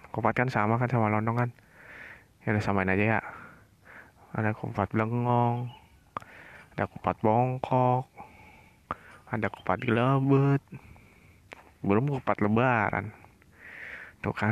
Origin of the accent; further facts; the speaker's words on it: Tegal, Central Java, Indonesia; saya dari Tegal tapi bukan anak nakal